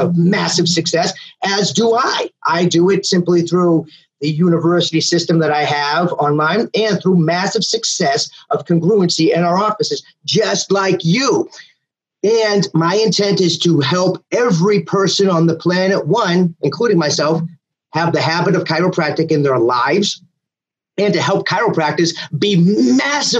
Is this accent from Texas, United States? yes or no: no; just outside of Boston, Massachusetts, United States; also born or lived in South Carolina; now in Mississippi, United States; Massachusetts is where I'm from. I was born and raised just outside of Boston.